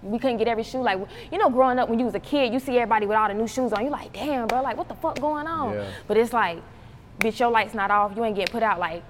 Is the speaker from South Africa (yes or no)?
no; Charlotte, North Carolina, United States; growing up in Charlotte as a female rapper